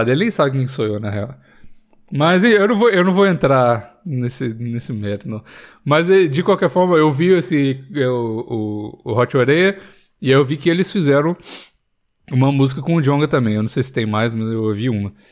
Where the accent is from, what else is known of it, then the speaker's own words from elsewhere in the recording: Belo Horizonte, Minas Gerais, Brazil; Então, há muito tempo longe de BH, eu acho que eu tô perdendo minha, minha raiz. Já perdi o sotaque todo, né?